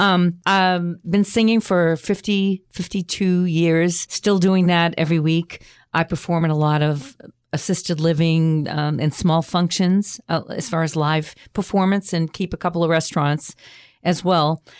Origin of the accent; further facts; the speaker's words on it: Boston, Massachusetts, United States; I grew up in the North End, which is down the street from there.